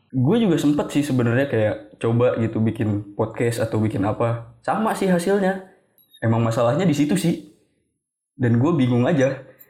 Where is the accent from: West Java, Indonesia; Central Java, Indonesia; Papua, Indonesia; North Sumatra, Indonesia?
West Java, Indonesia; Bogor; Emang dari lahir gue di Bogor Sampai sekarang juga gue tinggal di Bogor